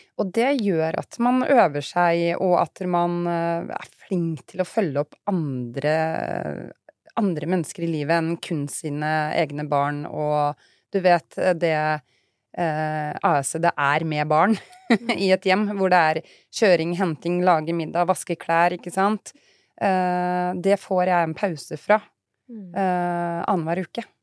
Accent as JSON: {"language": "Norwegian", "town": "Fredrikstad", "region": "Østfold", "country": "Norway", "moved": "yes", "lives_now": "Sarpsborg, Norway", "said": "jeg dro fra Fredrikstad til Sarpsborg"}